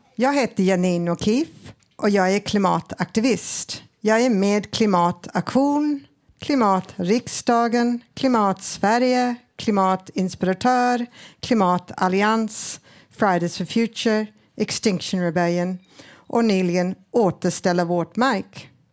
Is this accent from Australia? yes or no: yes; Australia; Swedish is a second language; now in Sweden; jag är född i Australien